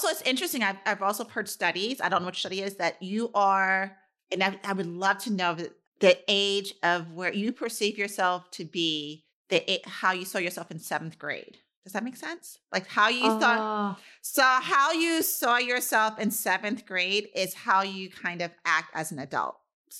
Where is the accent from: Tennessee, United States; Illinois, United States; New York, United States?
New York, United States; New York City; I think there are growing up in New York City. For me, would be very different than growing up in Pittsburgh.